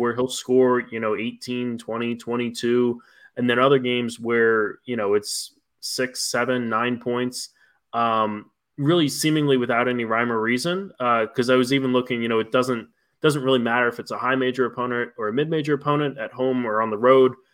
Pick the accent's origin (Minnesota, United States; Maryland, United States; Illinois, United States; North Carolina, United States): Maryland, United States; moved away as an adult; also born or lived in Valparaiso; I'm originally from Maryland